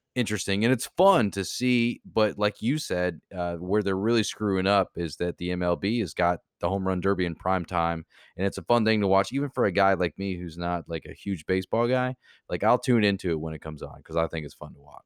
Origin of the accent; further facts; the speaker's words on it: Kansas City, Missouri, United States; now in Florida, United States; I was born in Kansas City